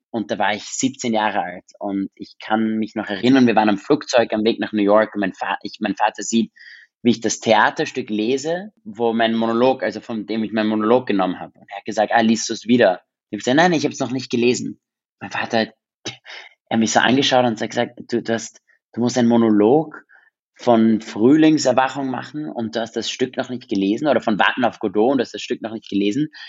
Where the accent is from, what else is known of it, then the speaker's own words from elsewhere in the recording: Vienna, Austria; first language English; German is a second language; ich bin in Wien in Österreich aufgewachsen